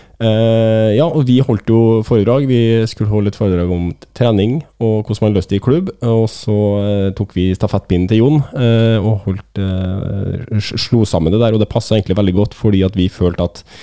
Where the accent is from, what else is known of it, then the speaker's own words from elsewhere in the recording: Trøndelag, Norway; jeg er trønder